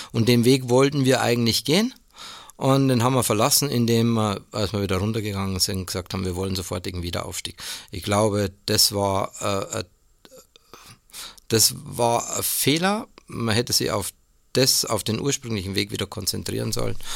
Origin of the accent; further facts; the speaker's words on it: Ingolstadt, Bavaria, Germany; also born or lived in Stuttgart / Marburg; bin 59 Jahre alt, gebürtiger Ingolstädter und äh, darf seit 1999 in Ingolstadt wieder arbeiten, weil ich vorher dann in Stuttgart und so weiter und in Marburg unterwegs war.